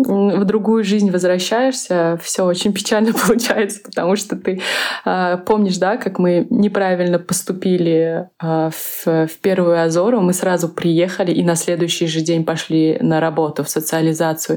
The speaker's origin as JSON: {"language": "Russian", "country": "Uzbekistan", "also_born_or_lived": "Minsk, Belarus", "said": "я из Узбекистана"}